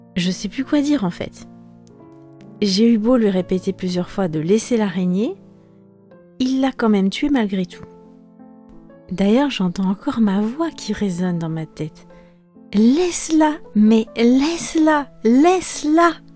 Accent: France; moved away as an adult; also born or lived in Spain; j'étais rentrée au pays, où j'étais rentrée chez mes parents

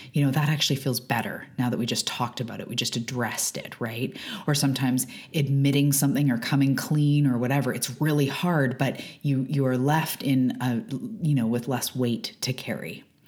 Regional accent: west coast of Canada, British Columbia, Canada; I am a Canadian from the west coast of Canada. I live on Vancouver Island

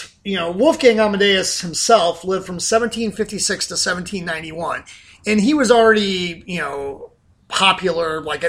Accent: Southern Ohio, United States; I grew up in Southern Ohio

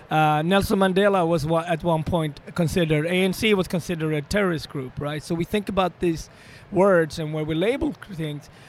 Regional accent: Sweden; moved away; also born or lived in Ethiopia; I was born in African Ethiopia in a small village, but I was raised extremely opposite in, the, in uh, Sweden, in northern part of Europe

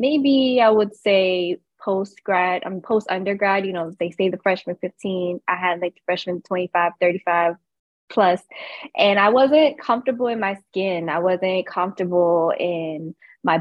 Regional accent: Camden, New Jersey, United States; born and raised in Camden, New Jersey

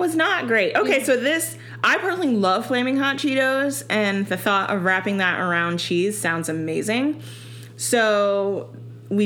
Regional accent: Chicago, Illinois, United States; I'm from Chicago

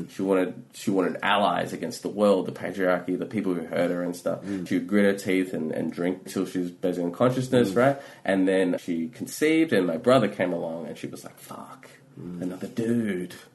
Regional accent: India; and like and growing up in India, like that's a whole thing about like class and the perception

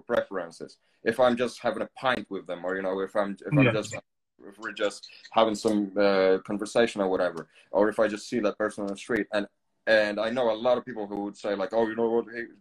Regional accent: Poland; English is a second language; moved away as an adult; also born or lived in Canary Islands; now in England, United Kingdom; I'm originally from Poland. I've spent most of my life there as a kid

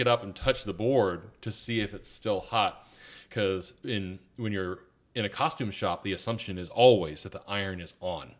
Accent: Atlanta, Georgia, United States; now in Virginia, United States; I grew up in Atlanta

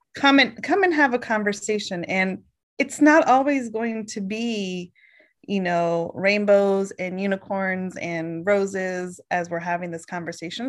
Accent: Oregon, United States; moved away; also born or lived in Boston / Virginia; born in Boston, grew up in Oregon

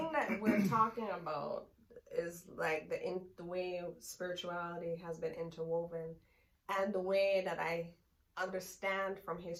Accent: United States; I was born in the United States to Jamaican parents, and my mother migrated here when I was young, and so I ended up living here and growing up here.

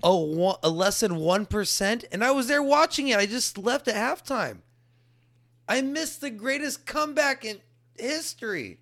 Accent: Texas, United States; I'm native Texan, and I praise being a native Texan

